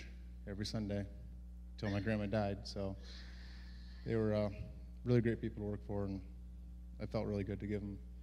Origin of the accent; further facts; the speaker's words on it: Mount Auburn, United States; my hometown in Mount Auburn